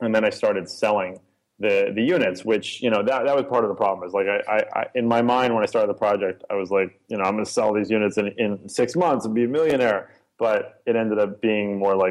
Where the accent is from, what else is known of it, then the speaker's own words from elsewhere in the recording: New York, United States; I grew up in Soho in New York